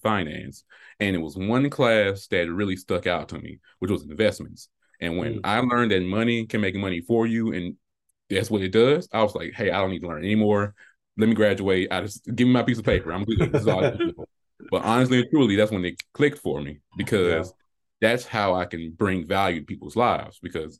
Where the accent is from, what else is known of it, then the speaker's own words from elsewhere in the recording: Selma, Alabama, United States; So growing up, I'm from Selma, Alabama, a small town